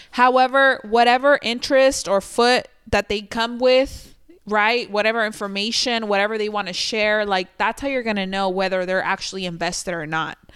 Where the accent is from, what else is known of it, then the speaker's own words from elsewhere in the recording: Sinaloa, Mexico; I'm from Sinaloa.